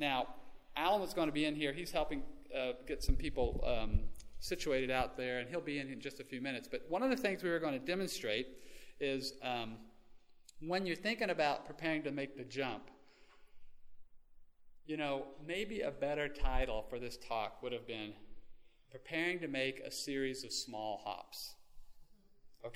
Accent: Texas, United States; moved away as an adult; now in Oklahoma, United States; growing up as a Texan

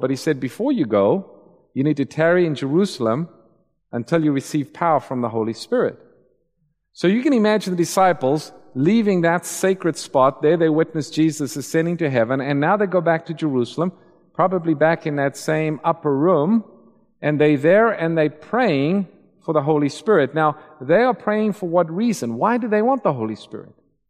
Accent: Eswatini; I spent some time in the mission field growing up in Swaziland

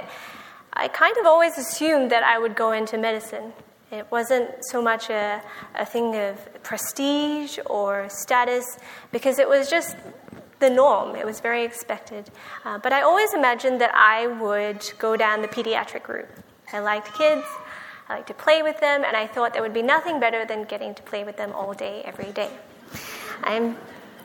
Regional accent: Australia; born or raised there; moved away as an adult; now in United States

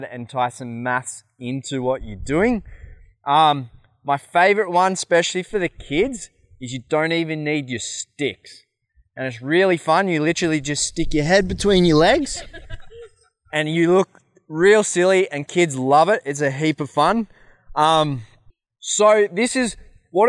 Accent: Australia; I'm from Australia

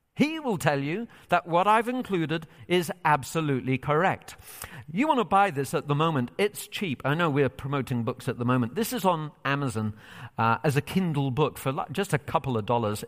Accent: England, United Kingdom; moved away as an adult; now in United States; So I am originally from Britain. I've lived here in the U S for five years, and still part of me yearns for England

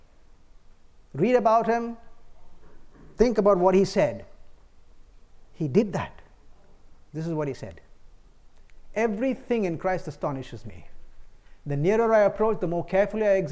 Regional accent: India; I come from the East, India.

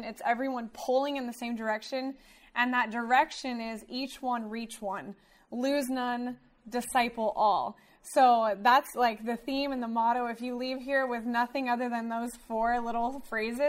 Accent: Wichita, Kansas, United States; also born or lived in Central California; now in Southern California, United States; I grew up in Wichita, Kansas.

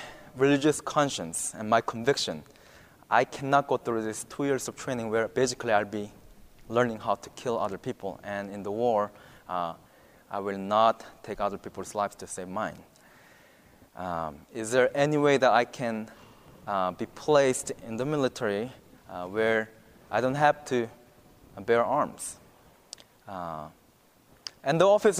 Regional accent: South Korea; moved away as an adult; now in Virginia, United States; I'm from South Korea

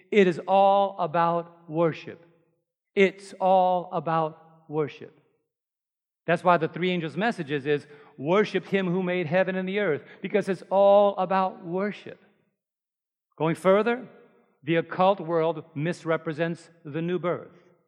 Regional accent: New York, United States; I'm from New York

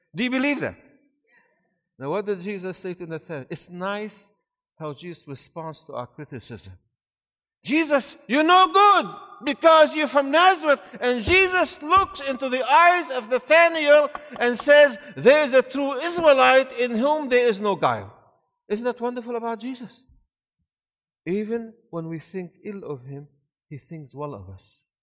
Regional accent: Syria; born or raised there; also born or lived in Maryland, United States / Michigan, United States; now in Georgia, United States

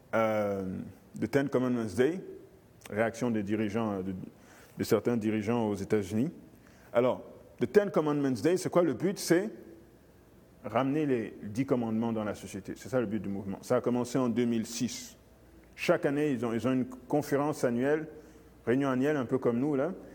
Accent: Guinea; moved away; mon pays d'origine, euh, la Guinée

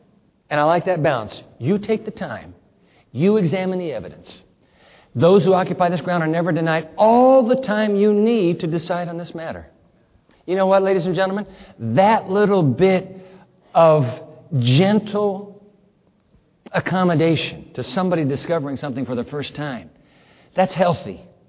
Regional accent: Japan; When I grew up in Japan, my brother Greg and my sister Carrie, we were all missionaries' kids. You know, in Japan, we had two cereals.

